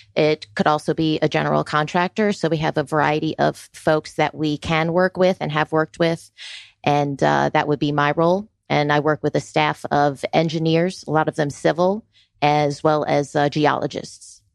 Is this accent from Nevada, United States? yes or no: no; Florida, United States; moved away as an adult; also born or lived in New York City; now in Georgia, United States; I was born in New York City and, uh, spent my middle school and high school years in Florida